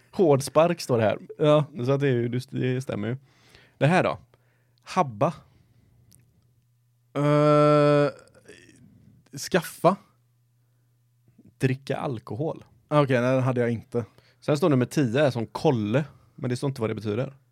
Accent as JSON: {"language": "Swedish", "town": "Gothenburg", "region": "Västra Götaland", "country": "Sweden", "accent": "Gothenburg dialect", "said": "Då känner jag att helt plötsligt blev min göteborgska mycket mycket."}